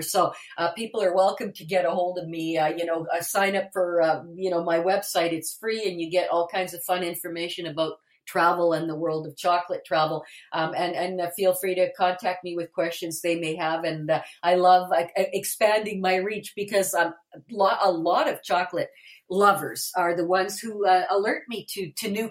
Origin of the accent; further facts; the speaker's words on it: Winnipeg, Manitoba, Canada; I was born and raised in Winnipeg, and I have lived just outside of Winnipeg my entire life.